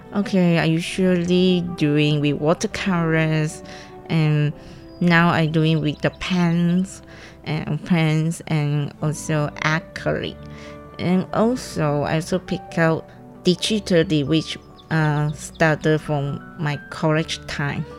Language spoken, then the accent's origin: English; Perak, Malaysia; English is a second language; moved away as an adult; now in Hualien, Taiwan; I'm from Malaysia Perak, which means after the Penang, under the Penang